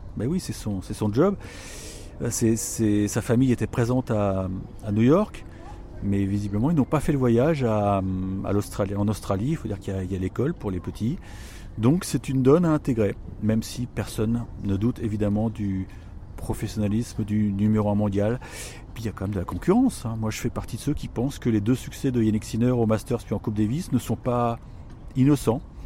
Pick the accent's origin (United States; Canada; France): France; quand on est français